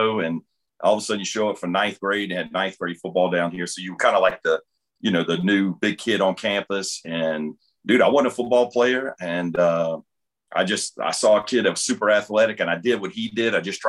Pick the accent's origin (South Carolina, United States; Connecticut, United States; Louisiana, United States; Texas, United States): Louisiana, United States; New Orleans; also born or lived in Mississippi; I grew up in New Orleans. You know, one day my dad's like, hey, we're moving to Mississippi.